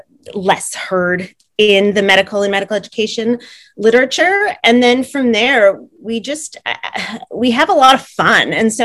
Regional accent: Rochester, New York, United States; moved away as an adult; now in Canada; So I am an expat. I'm American and I moved to Canada in 2005. I am from Rochester, New York.

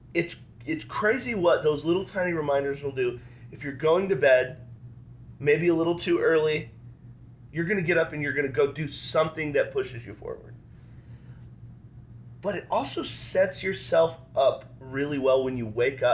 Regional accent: Wyoming, United States; I'm from Wyoming

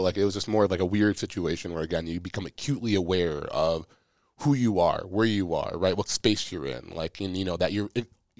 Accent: Minnesota, United States; one, we're from Minnesota, state of hockey, all that.

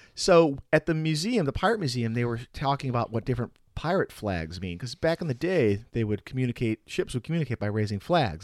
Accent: Chicago, Illinois, United States; moved away as an adult; also born or lived in Milwaukee area; now in Milwaukee, United States; I'm from the Chicago area

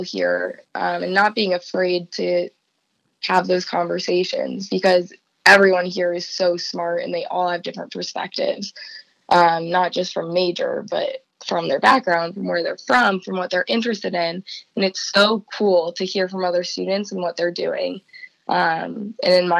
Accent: Columbus, Ohio, United States; also born or lived in Cincinnati; my hometown of Columbus

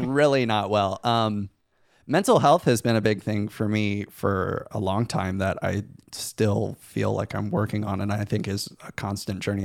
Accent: Van Wert, Ohio, United States; I grew up in Van Wert, Ohio

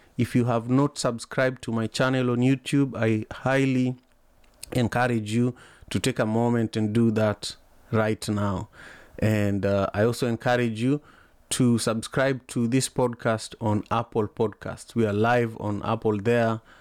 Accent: Kisumu, Kisumu County, Kenya; now in Seattle, United States; I'm here in Seattle, Washington, but I'm originally from Kisumu, Kenya

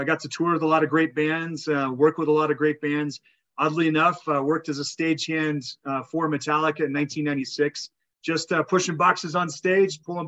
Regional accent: north of Telluride, Southern Colorado, United States; I'm a Colorado native. I grew up here in Southern Colorado, just north of Telluride

